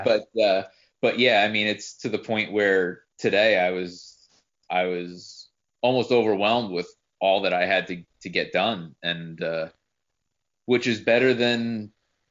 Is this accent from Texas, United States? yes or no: no; New Jersey, United States; moved away; I'm from New Jersey